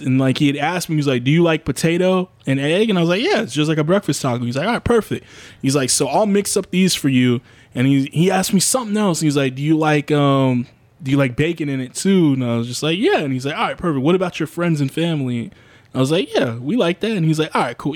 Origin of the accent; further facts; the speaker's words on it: United States; being an American, being like a, a black American in this country